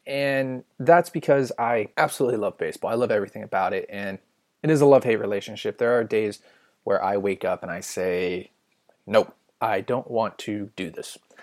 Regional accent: California, United States; I'm not fluent in English at all, even though born and raised in California.

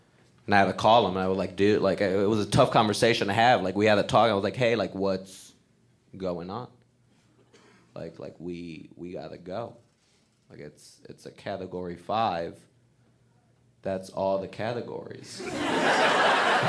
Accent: Puerto Rico; moved away; I grew up in Puerto Rico. That's where I'm from.

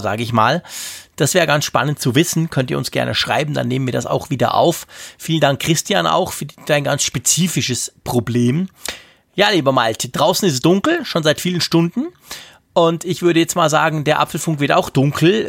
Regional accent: Bern, Switzerland; ich bin ja als Berner

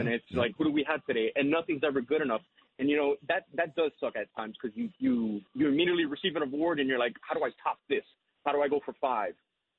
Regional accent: Hialeah, Florida, United States; growing up in Hialeah.

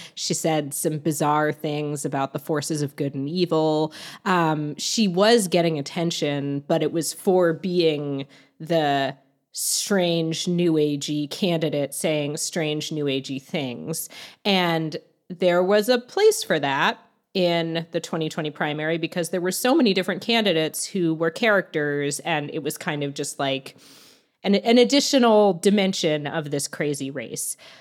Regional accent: Virginia, United States; I'm from Virginia

